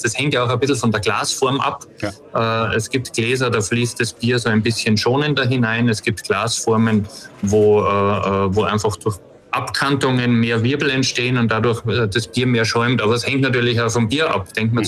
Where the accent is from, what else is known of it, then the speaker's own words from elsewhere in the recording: Austria; ich bin ja aus Österreich